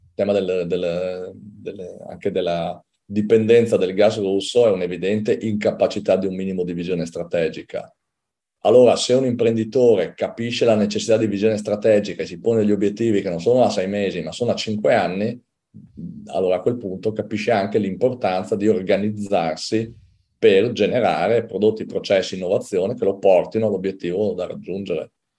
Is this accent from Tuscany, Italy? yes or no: no; Udine, Friuli-Venezia Giulia, Italy; io sono di Udine